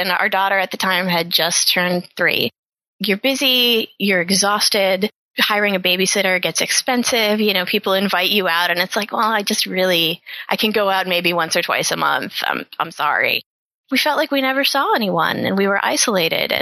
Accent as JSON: {"language": "English", "town": "Pittsburgh", "region": "Pennsylvania", "country": "United States", "tie": "born or raised there", "also_born_or_lived": "New York", "moved": "as an adult", "lives_now": "Philadelphia, United States", "said": "I'm originally from Pittsburgh. I'm a freelance writer and editor. So, you know, I grew up in a working class suburb"}